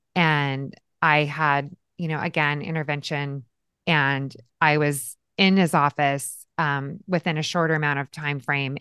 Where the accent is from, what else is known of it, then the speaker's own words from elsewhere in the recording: Yakima, Washington, United States; I was born and raised in a little town called Yakima, Washington